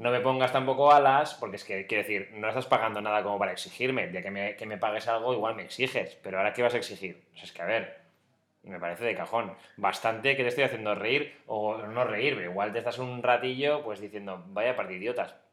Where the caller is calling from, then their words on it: Seville, Andalusia, Spain; de Sevilla.